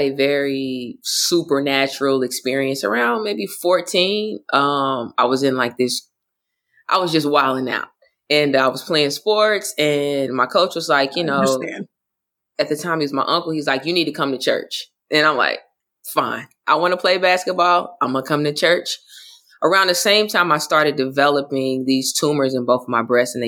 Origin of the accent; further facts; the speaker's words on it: Oklahoma, United States; moved away; also born or lived in Florida; I grew up in a Baptist church, but I'm also from Oklahoma.